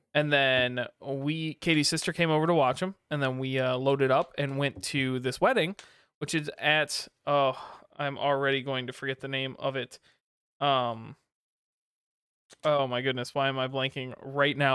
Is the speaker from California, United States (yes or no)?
no; Kalamazoo, Michigan, United States; I grew up in Kalamazoo